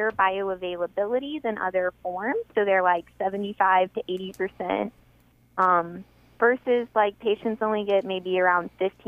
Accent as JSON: {"language": "English", "area": "hometown hit by Hurricane Harvey", "region": "Texas", "country": "United States", "tie": "born or raised there", "said": "I graduated right around the time Hurricane Harvey hit. Huh. So that, rolled through and wiped out my hometown"}